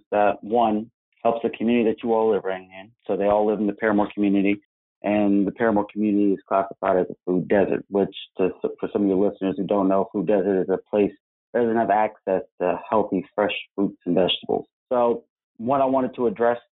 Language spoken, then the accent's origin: English; Orlando, Florida, United States; moved away as an adult; also born or lived in Georgia / Winston-Salem, North Carolina; I was born and raised here in Orlando, Florida